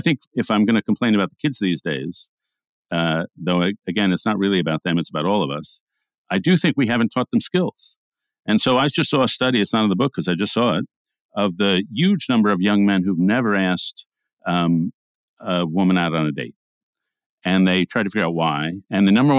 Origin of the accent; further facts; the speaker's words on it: New York, United States; We grew up in New York, Jewish homes, and went into conservative journalism